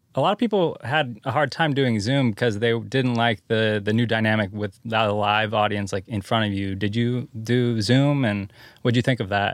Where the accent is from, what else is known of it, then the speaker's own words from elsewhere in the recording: Santa Cruz, California, United States; I'm from Santa Cruz